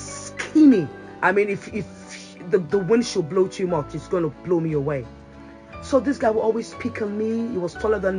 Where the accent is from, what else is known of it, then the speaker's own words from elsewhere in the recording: Nigeria; now in United Kingdom; back then in Nigeria, I usually, you know, my English was good, not great, but it was good.